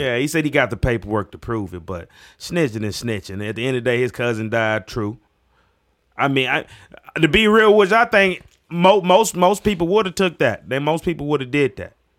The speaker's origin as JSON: {"language": "English", "country": "United States", "tie": "born or raised there", "also_born_or_lived": "Mississippi / Tennessee", "said": "I grew up in Mississippi, Tennessee"}